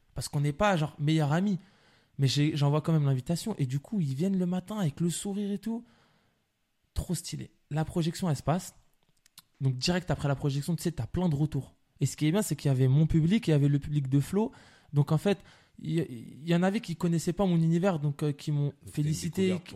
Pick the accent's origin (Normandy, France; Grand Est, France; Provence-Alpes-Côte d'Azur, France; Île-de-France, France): Île-de-France, France; La Courneuve; je suis de la Courneuve